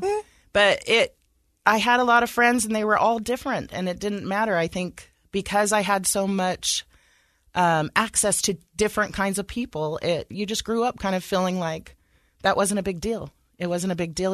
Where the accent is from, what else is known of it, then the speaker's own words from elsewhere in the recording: Sacramento, California, United States; moved away as an adult; now in Utah, United States; I was raised in California uh, around a lot of diversity